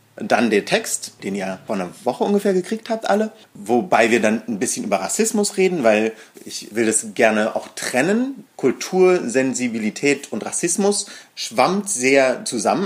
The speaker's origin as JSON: {"language": "German", "region": "Berlin", "country": "Germany", "tie": "born or raised there", "said": "Wir sind beide hier in Berlin aufgewachsen, ich im Osten"}